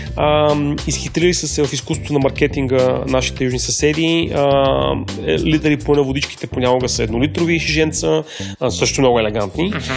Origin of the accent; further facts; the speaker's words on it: Bulgaria; за нас като българи